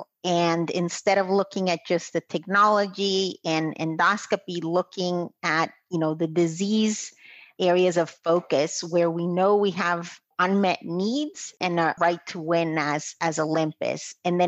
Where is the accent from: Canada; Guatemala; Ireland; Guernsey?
Guatemala; moved away as an adult; now in United States; I'm originally from Guatemala, and I married my husband from Boston. So I moved here to the United States